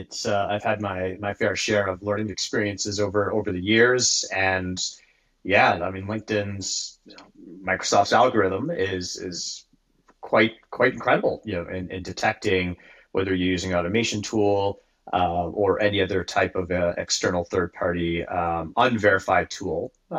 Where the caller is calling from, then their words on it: Kingston, Ontario, Canada; I'm calling from the White North. Specifically in a small town called Kingston, which is halfway between Toronto and Ottawa.